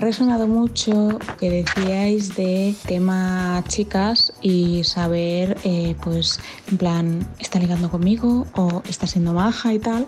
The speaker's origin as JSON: {"language": "Spanish", "area": "Majorca", "region": "Balearic Islands", "country": "Spain", "said": "yo soy de Mallorca"}